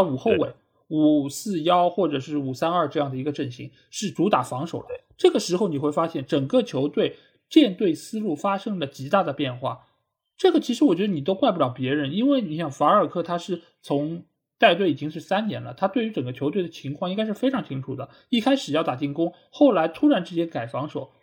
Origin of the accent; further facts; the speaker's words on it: China; 就我们中国人很讲究面相嘛，